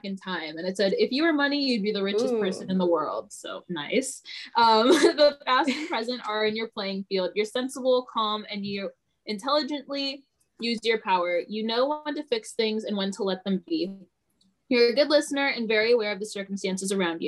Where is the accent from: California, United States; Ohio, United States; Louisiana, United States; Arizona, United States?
California, United States; San Ramon; I grew up in San Ramon